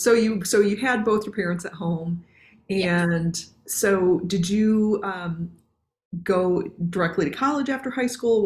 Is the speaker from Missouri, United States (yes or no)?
no; Michigan, United States; now in Virginia, United States; I grew up in the what we consider to be the Midwest. I grew up in Michigan